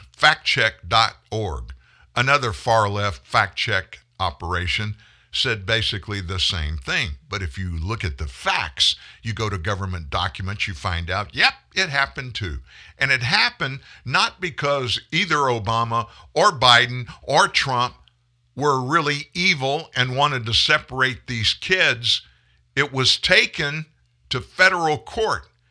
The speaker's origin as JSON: {"language": "English", "town": "Lafayette", "region": "Louisiana", "country": "United States", "tie": "born or raised there", "said": "my hometown of Lafayette, Louisiana"}